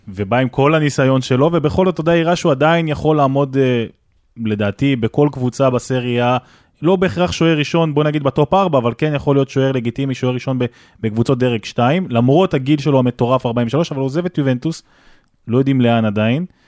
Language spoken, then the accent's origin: Hebrew; Netivot area, Southern District, Israel; אני גר שם כל החיים